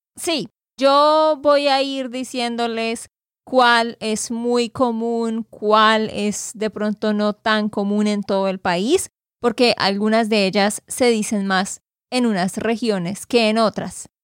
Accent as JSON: {"language": "Spanish", "region": "Santander", "country": "Colombia", "said": "de Santander, Colombia."}